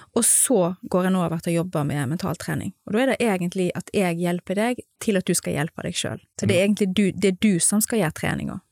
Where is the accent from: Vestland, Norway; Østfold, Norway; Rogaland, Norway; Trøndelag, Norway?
Vestland, Norway; Stord; moved away as an adult; now in Gothenburg, Sweden; Jeg er jo fra Stord